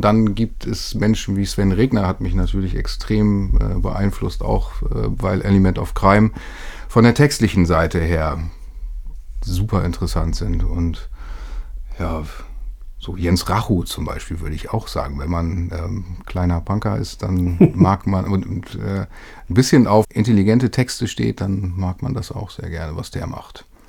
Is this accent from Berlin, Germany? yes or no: no; Lütjenburg, Schleswig-Holstein, Germany; now in Hamburg, Germany; Ich bin äh, in Schleswig-Holstein, wie du sagtest, aufgewachsen und in Lütjenburg zur Schule gegangen.